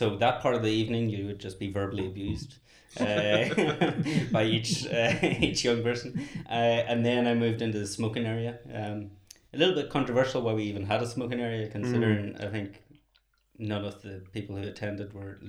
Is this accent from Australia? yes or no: no; Northern Ireland, United Kingdom; moved away as an adult; now in Dublin, Ireland; I'm from Northern Ireland. I've been living in Dublin for 16 years.